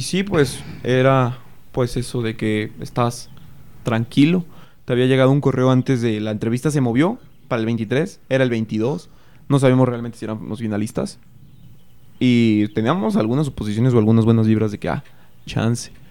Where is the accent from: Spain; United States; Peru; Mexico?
Mexico; Cortazar, Guanajuato; yo sí soy de aquí. Eh, llevo aquí toda, toda mi vida, Cortázar Celaya